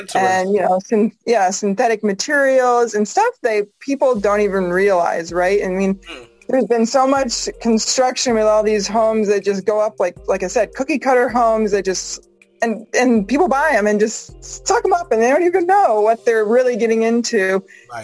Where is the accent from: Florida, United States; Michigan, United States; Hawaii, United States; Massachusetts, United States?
Massachusetts, United States; moved away as an adult; now in Vancouver, Washington, United States; I'm from Massachusetts.